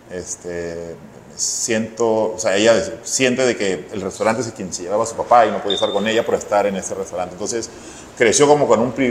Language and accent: Spanish; Lima, Peru; also born or lived in Barranco, Lima; nacimos en un barrio en Santa Cruz, o un barrio además picante